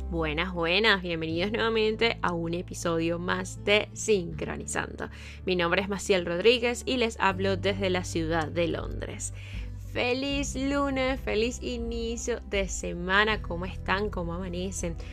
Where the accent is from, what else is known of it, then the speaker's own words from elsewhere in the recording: Venezuela; moved away; yo soy de Venezuela.